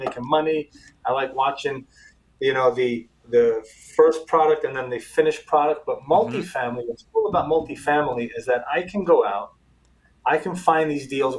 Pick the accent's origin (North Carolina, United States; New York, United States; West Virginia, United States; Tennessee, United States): New York, United States; New York City; moved away as an adult; also born or lived in Israel; now in South Florida, United States; first generation American, born and raised in New York City